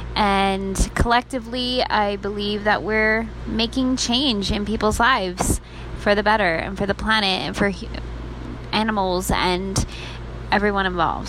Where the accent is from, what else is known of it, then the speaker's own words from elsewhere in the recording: Las Vegas, Nevada, United States; I am a singer from Las Vegas, Nevada, and Las Vegas to me is my home, my family, my community